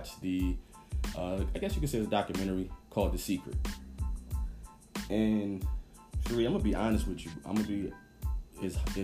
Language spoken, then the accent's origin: English; New Jersey, United States; now in Atlanta, United States; I'm originally from Jersey. Born and raised